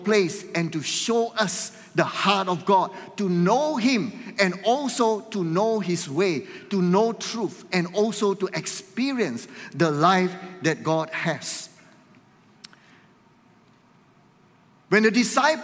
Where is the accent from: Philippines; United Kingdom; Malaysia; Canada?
Malaysia; we are here as Malaysians